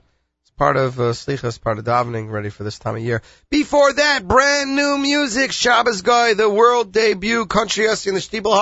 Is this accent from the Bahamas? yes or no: no; Canada; You know, I'm Canadian